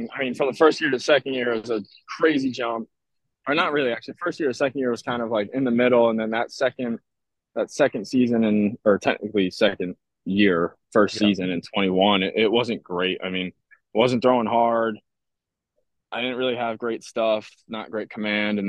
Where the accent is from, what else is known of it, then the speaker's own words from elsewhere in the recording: Ossining, New York, United States; I grew up in Ossining, New York. It's a town in Westchester, just about like 45 minutes north of the city.